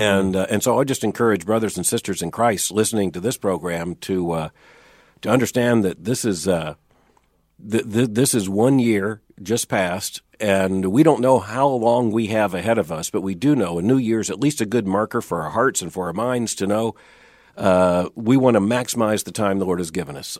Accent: Florida, United States; I grew up in Florida where worms is what we had.

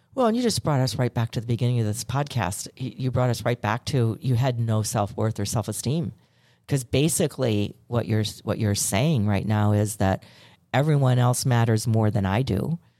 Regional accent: Chicago, Illinois, United States; I'm from Chicago

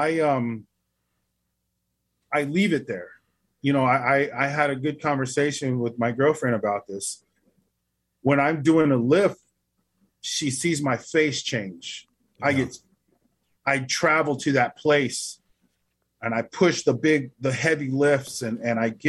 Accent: Albuquerque, New Mexico, United States; now in Oklahoma City, United States; I was raised in the city. I wasn't raised around here in Oklahoma. I was raised in Albuquerque, New Mexico.

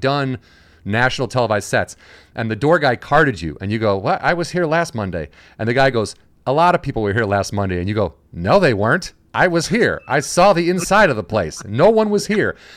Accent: outside of Chicago, Illinois, United States; moved away; I'm from Illinois, so I'm from outside of Chicago

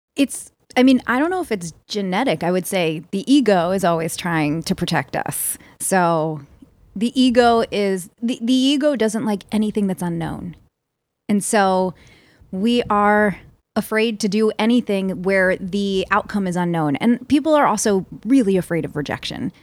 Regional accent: Philadelphia, Pennsylvania, United States; I'm from Philly

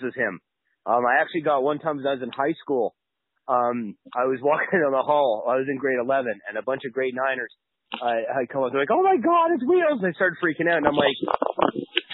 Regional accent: Canada

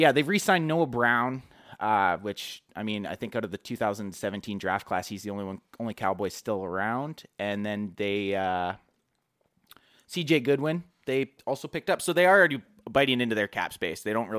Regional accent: Canada; I've actually had a few people already beak me for being Canadian.

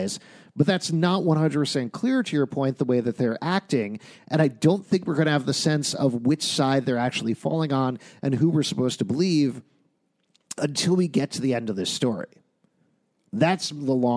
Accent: United States; as Americans

